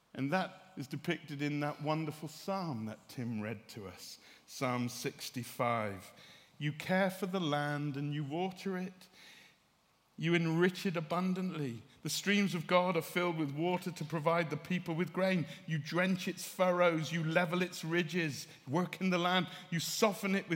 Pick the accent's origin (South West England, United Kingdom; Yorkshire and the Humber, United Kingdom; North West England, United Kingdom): South West England, United Kingdom; West Country; I'm from the West Country